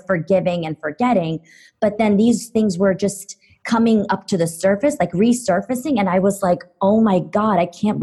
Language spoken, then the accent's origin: English; Istanbul, Turkey; moved away as an adult; now in United States; I grew up in Istanbul, Turkey up until the age of 17. And then I moved to the U.S. as an international student.